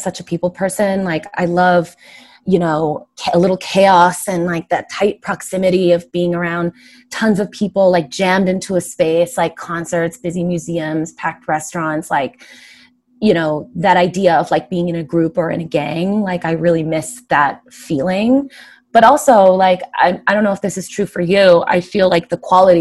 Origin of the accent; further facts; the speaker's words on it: San Diego, California, United States; now in New York City, United States; I'm from San Diego